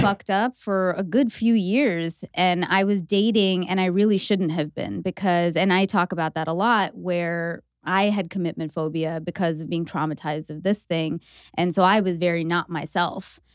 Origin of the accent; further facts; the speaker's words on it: Canada; being Canadian